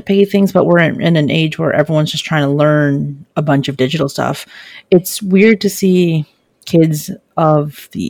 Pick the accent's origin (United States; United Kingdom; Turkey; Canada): United States; California; I am from California